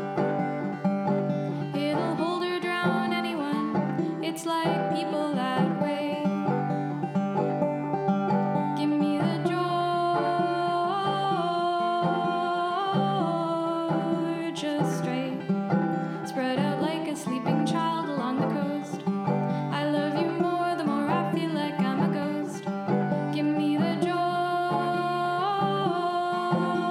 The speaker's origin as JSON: {"language": "English", "region": "British Columbia", "country": "Canada", "tie": "born or raised there", "moved": "yes", "lives_now": "Montreal, Canada", "said": "I'm from BC. I'm from the West Coast."}